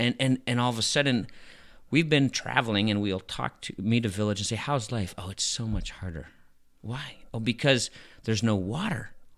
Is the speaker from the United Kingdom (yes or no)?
no; Madagascar; And I grew up in Madagascar, and my best friends were from the poorest of the poor.